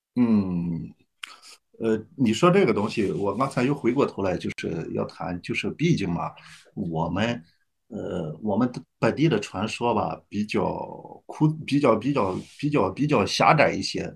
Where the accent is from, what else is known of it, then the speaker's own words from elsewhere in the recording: Jiaodong Peninsula, Shandong, China; 我们那个地方吧靠海，但是我的父母和村里的人吧，嗯，基本上还是种地